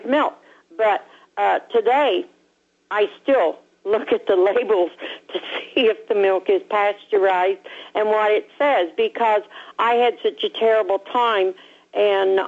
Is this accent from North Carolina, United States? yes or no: no; Indiana, United States; now in Tampa, United States; I was born and raised in Indiana, lived on a farm